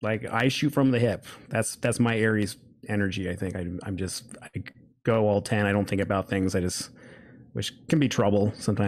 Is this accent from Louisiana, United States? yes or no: no; Reno, Nevada, United States; born there; Well, I was born in Reno, Nevada.